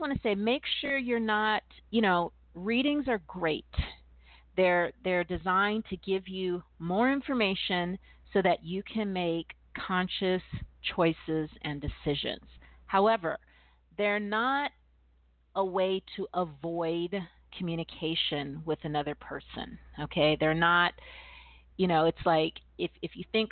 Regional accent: California, United States; also born or lived in East Coast; I'm from California, and I've also lived on the East Coast

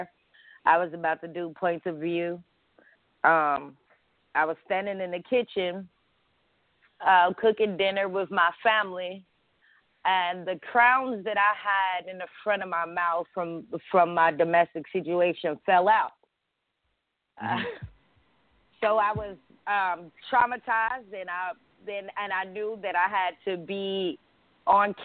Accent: Houston, Texas, United States; moved away as an adult; now in Atlanta, United States; I'm a DJ from Houston, and I moved to Atlanta in 2014

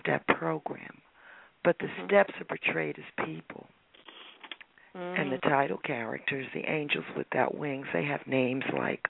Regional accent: Newark, New Jersey, United States; I chose Newark partly because it's my hometown

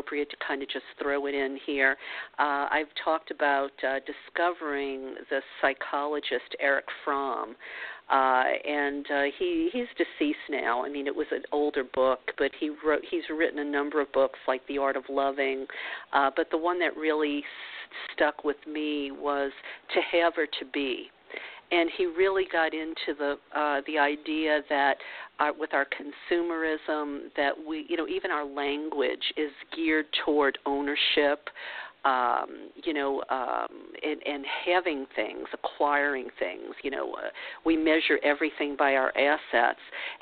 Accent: New Orleans, Louisiana, United States; I grew up in New Orleans

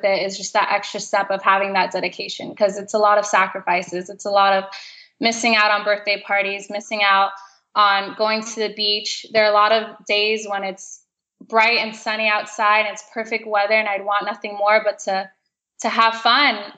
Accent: South Florida, United States; growing up in South Florida

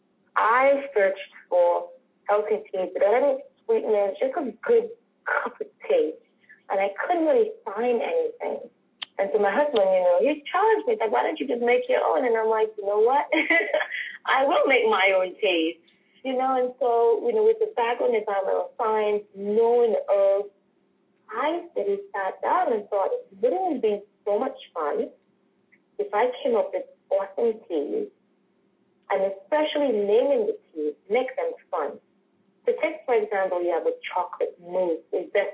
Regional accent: Dominica; also born or lived in United Kingdom / New Orleans, United States / Australia; now in New York, United States; growing up in Dominica

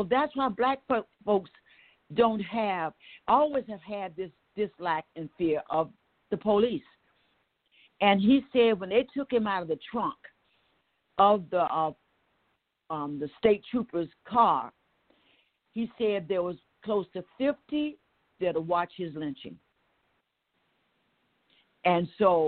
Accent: Waycross, Georgia, United States; I'm from Waycross, Georgia

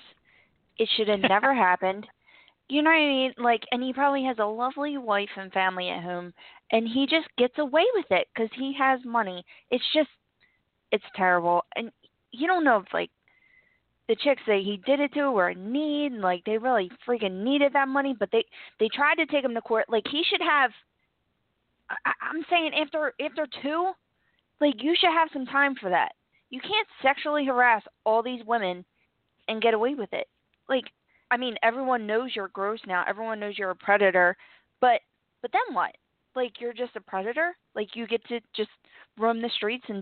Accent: Philadelphia, Pennsylvania, United States; moved away; I'm from Philly

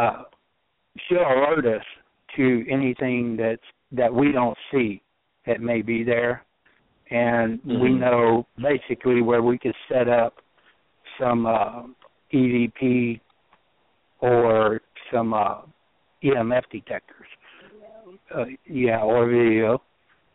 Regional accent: Ohio, United States; also born or lived in Southeast Missouri; now in Missouri, United States; I grew up in Ohio

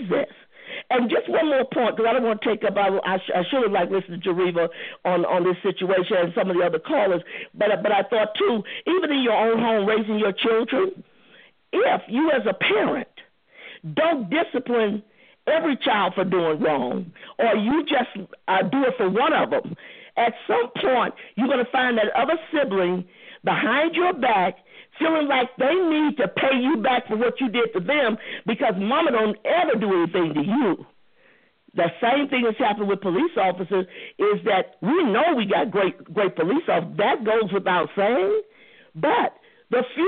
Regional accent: St. Louis, Missouri, United States; me and Reva from the same hometown. I'm from St. Louis, too

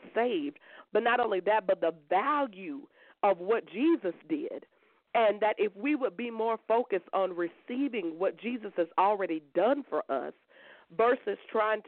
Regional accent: Columbia, South Carolina, United States; I'm from Columbia, South Carolina

